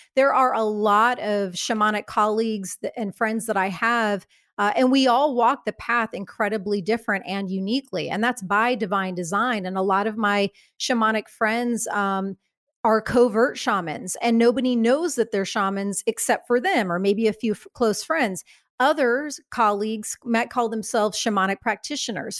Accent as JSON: {"language": "English", "region": "Midwest", "country": "United States", "said": "I come from the Midwest."}